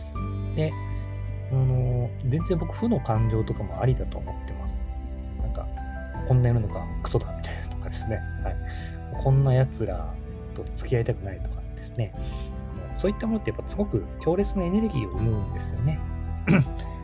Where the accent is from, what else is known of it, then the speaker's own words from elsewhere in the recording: Kagawa, Japan; moved away as an adult; 僕のま地元にすごくあの美しい瀬戸内海のね、香川県